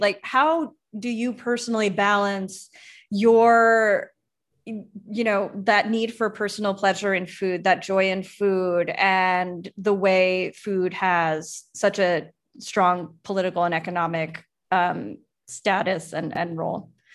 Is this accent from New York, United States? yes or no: yes; Long Island, New York, United States; I grew up on Long Island